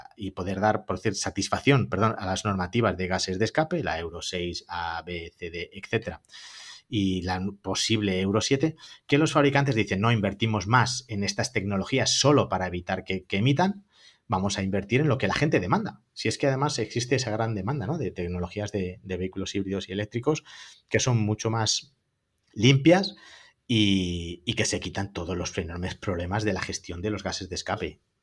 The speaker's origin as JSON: {"language": "Spanish", "town": "Madrid", "region": "Community of Madrid", "country": "Spain", "said": "somos de Madrid"}